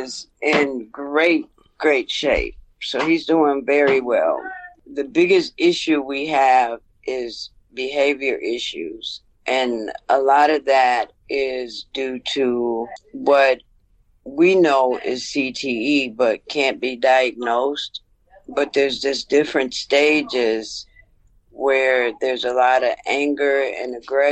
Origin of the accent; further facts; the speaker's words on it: Wisconsin, United States; we grew up in Wisconsin